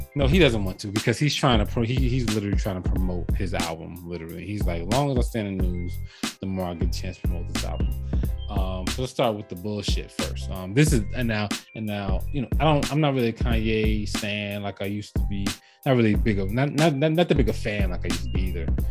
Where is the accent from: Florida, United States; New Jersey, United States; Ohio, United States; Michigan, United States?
New Jersey, United States; being from Jersey